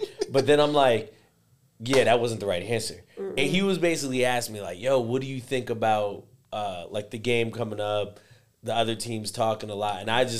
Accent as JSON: {"language": "English", "country": "Puerto Rico", "also_born_or_lived": "Spain", "accent": "Puerto Rican Spanish", "moved": "yes", "said": "when I lived in Spain, they could tell that I was from Puerto Rico based on the Spanish that I spoke."}